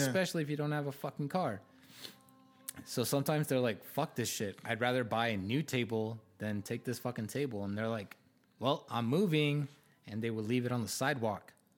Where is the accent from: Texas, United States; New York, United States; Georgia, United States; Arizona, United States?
Arizona, United States; I grew up in Arizona. I love Arizona. Like, ninety percent of my family is here